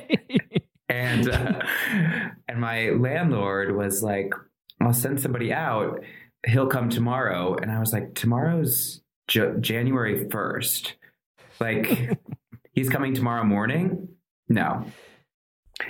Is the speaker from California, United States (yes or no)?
no; Indiana, United States; also born or lived in Chicago, Illinois; I was born in Chicago, but I grew up in Indiana